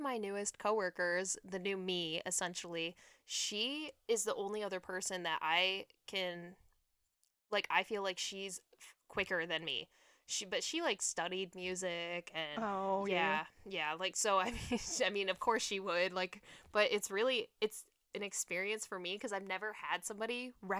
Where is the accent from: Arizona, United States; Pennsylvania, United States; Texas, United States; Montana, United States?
Arizona, United States; Phoenix; And like I said, I grew up in Phoenix